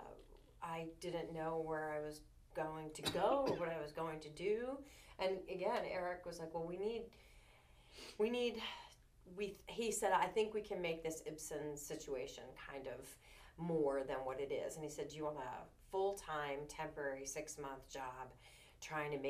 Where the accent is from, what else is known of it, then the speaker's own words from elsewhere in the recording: Philadelphia, Pennsylvania, United States; moved away as an adult; now in Lanesboro, United States; I was born and raised in South Philadelphia